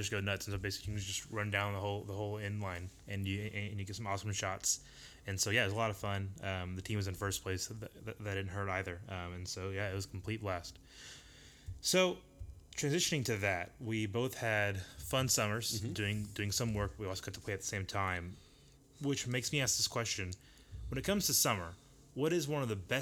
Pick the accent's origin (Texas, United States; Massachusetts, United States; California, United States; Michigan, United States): Texas, United States; Dallas; growing up in Dallas